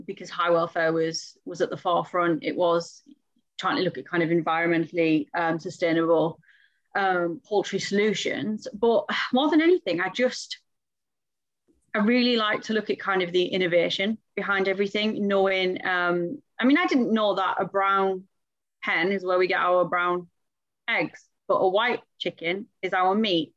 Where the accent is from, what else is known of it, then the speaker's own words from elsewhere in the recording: Middlesbrough, North East England, United Kingdom; I'm from Middlesbrough